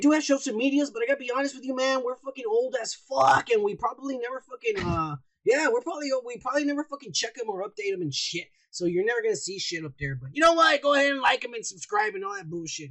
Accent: United States; I'm American.

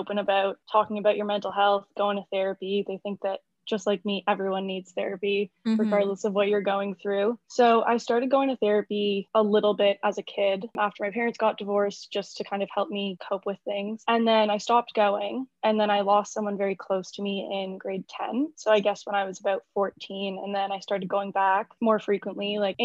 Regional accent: Toronto, Ontario, Canada; I'm born and raised in Toronto, Ontario

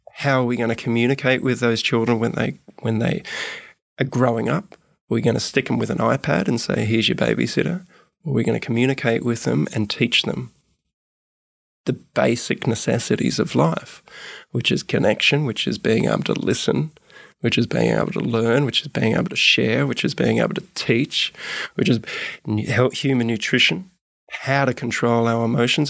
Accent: Gold Coast, Queensland, Australia; moved away as an adult; also born or lived in Melbourne / Sydney; I left when I was seven. Not by my choice, but, uh, parents separated. Uh, mum took me up to Queensland, actually, and raised me on the Gold Coast.

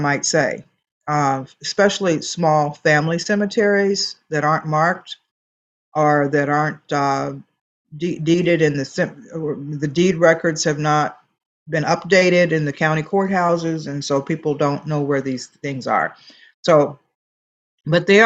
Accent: Nashville, Tennessee, United States; I grew up here in Nashville

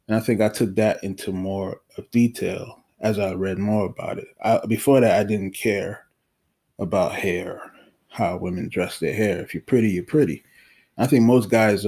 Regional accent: Haiti; moved away; I was born in Haiti

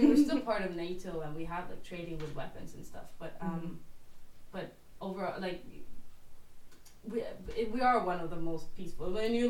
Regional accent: Norway; moved away; I'm from Norway

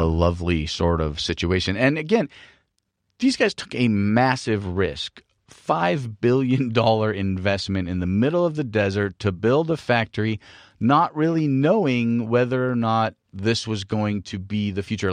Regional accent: California, United States; we're from California

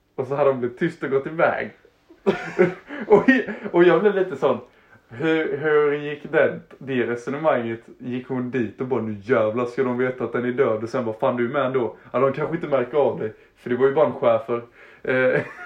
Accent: Harplinge, Halland County, Sweden; jag hade typ um, bott i Harplinge kanske... Det var där jag växte upp. Jag flyttade runt lite, sen så hamnade jag i Harplinge, en liten plats utanför Halmstad.

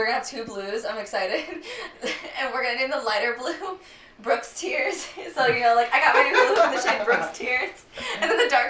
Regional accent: San Antonio, Texas, United States; also born or lived in Chicago / New York / Virginia; I mean, basically, I've lived here my whole life almost. I mean, I was born in Chicago, and my dad's just kind of kept moving around New York, Virginia, and I was one, and then San Antonio when I was 7 or 6. So, yeah, San Antonio.

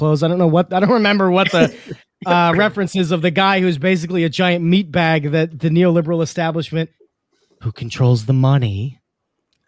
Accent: New York, United States; I'm from New York

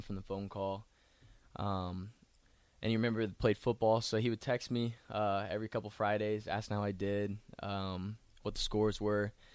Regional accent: Columbia, Missouri, United States; moved away as an adult; now in Nebraska, United States; I'm from Columbia, Missouri, born and raised

